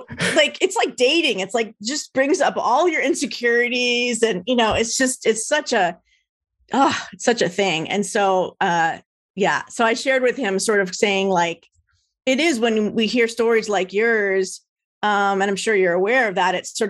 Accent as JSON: {"language": "English", "region": "New Jersey", "country": "United States", "moved": "yes", "lives_now": "Orange County, United States", "said": "I am a Jersey girl"}